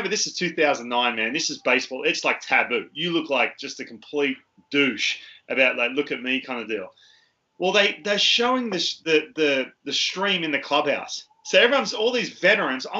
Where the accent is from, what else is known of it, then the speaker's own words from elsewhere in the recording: Australia; moved away; I came from Australia